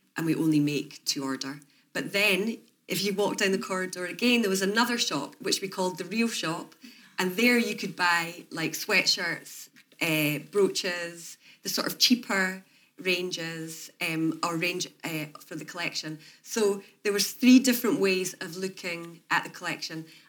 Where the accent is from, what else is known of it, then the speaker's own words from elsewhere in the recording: Edinburgh, Scotland, United Kingdom; I'm from Edinburgh